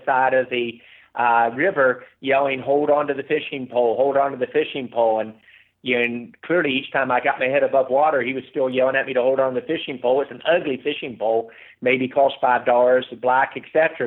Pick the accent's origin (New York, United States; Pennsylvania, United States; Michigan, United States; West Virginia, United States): West Virginia, United States; Growing up in West Virginia